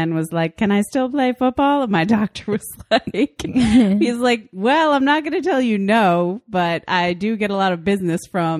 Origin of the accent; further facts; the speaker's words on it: East Coast, New England, United States; moved away; We're from the East Coast.